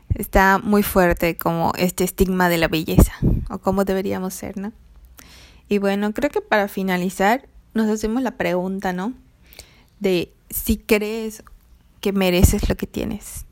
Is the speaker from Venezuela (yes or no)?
no; Mexico; yo era como la mexicana morena, de tez morena